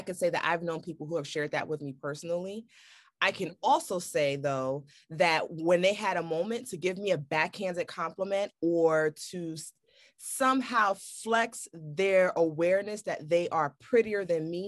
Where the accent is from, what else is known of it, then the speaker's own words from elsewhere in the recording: New York City, New York, United States; growing up in Brooklyn